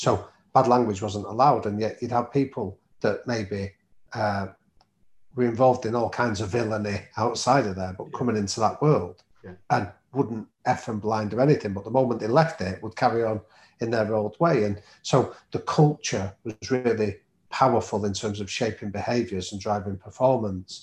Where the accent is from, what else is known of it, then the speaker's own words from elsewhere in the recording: Manchester, North West England, United Kingdom; I grew up in North Manchester.